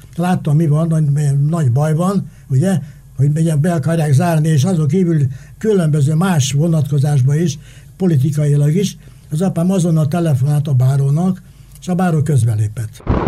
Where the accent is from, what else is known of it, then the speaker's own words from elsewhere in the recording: Hungary; én a Kossuth utcában születtem, szemben a Kossuth utca iskolával